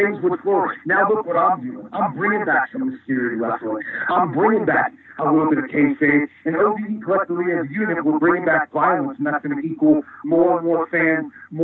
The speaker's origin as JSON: {"language": "English", "region": "Ohio", "country": "United States", "also_born_or_lived": "Florida", "said": "we're from Ohio. We're the Ohio people"}